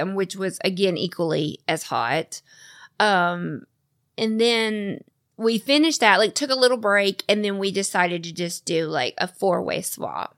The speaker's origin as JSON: {"language": "English", "region": "the South", "country": "United States", "tie": "born or raised there", "said": "I'm born and raised in the South"}